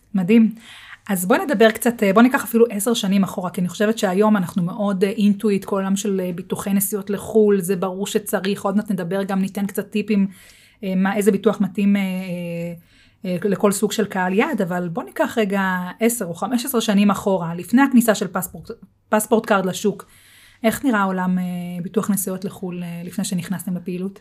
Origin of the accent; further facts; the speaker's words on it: Israel; אנחנו כישראלים